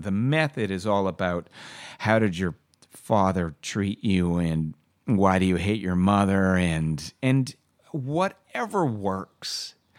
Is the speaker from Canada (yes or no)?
yes; Canada; being a Canadian actor